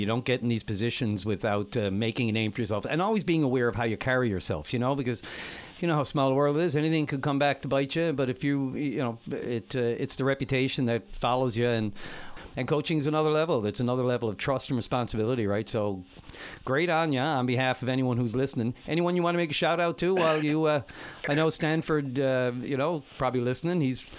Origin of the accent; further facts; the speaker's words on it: Newfoundland and Labrador, Canada; And of course, I'm going to say, as a Newfoundlander.